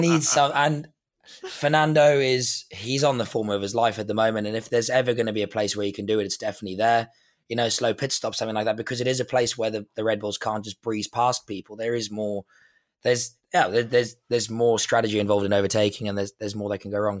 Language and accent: English; South Africa; I'm South African